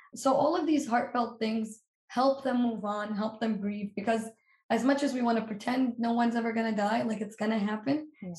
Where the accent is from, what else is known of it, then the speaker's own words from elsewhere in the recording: Palestine; moved away; I'm from Palestine.